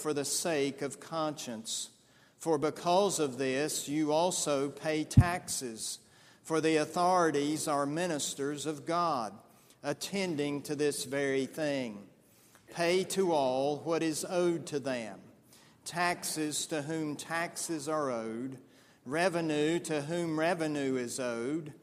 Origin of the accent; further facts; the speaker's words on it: United States; as American people